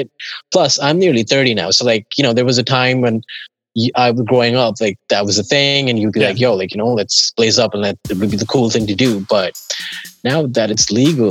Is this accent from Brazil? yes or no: no; Dubai, United Arab Emirates; moved away as an adult; also born or lived in St. John's, Canada; now in Toronto, Canada; I'm from Dubai, UAE. Grew up, born, raised in Dubai.